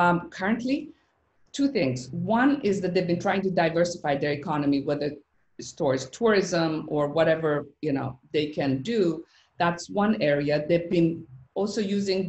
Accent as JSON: {"language": "English", "country": "Iran", "tie": "born or raised there", "moved": "yes", "said": "my childhood growing up in Iran"}